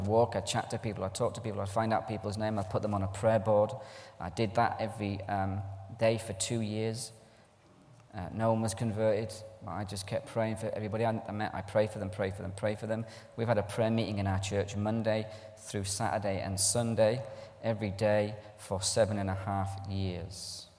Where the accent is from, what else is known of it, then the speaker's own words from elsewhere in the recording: Ireland; also born or lived in Scotland; I'm Irish. My dad's Scottish. I'm Irish. I sound English in a scheme.